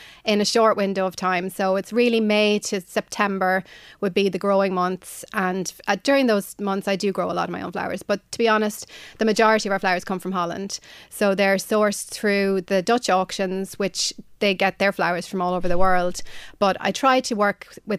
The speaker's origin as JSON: {"language": "English", "area": "County Offaly", "region": "Leinster", "country": "Ireland", "tie": "born or raised there", "also_born_or_lived": "New York, United States / London, United Kingdom", "moved": "as an adult", "lives_now": "Oldcastle, Ireland", "said": "I grew up in Dangan County, Offaly"}